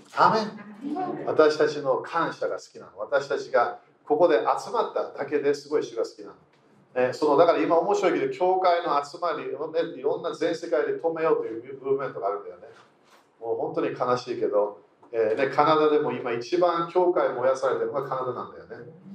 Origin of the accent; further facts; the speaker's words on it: United Kingdom; moved away; イギリス人